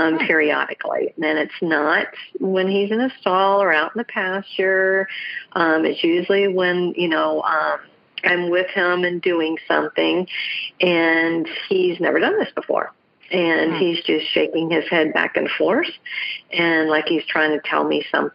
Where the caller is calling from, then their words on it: North Carolina, United States; I am calling from North Carolina